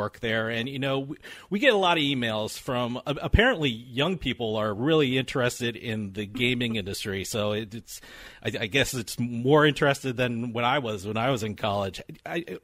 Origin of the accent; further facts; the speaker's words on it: New Jersey, United States; I'm from New Jersey